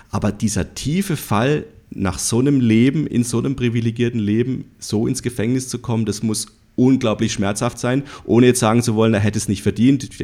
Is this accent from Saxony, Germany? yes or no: no; Freiburg, Baden-Württemberg, Germany; Ich komme aus Freiburg und der erste Freiburg hat letzte Woche gegen den FC Bayern München gespielt.